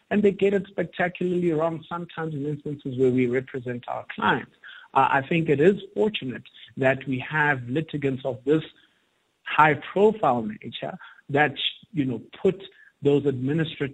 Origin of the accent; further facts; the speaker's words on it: South Africa; as a South African